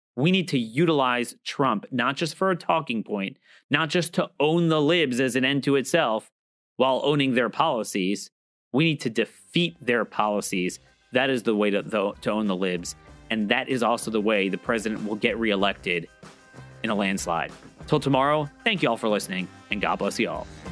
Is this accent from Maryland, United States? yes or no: yes; Baltimore, Maryland, United States; my hometown, Baltimore